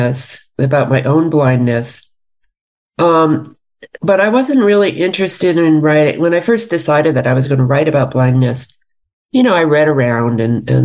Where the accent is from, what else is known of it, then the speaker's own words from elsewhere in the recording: New York City, New York, United States; I grew up in New York City